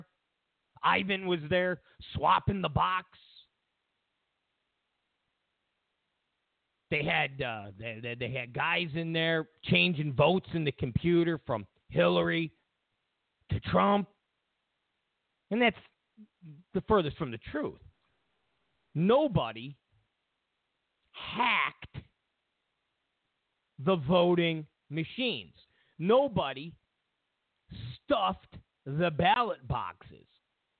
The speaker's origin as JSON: {"language": "English", "region": "New York", "country": "United States", "moved": "as an adult", "lives_now": "California, United States", "said": "I'm not really from California, from New York, but I live in California. Been here for, 20 some odd years."}